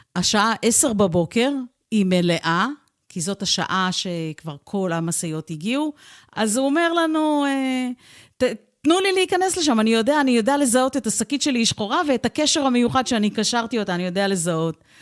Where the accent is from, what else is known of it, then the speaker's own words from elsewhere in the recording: Holon, Tel Aviv District, Israel; כילדה גדלתי בעיר חולון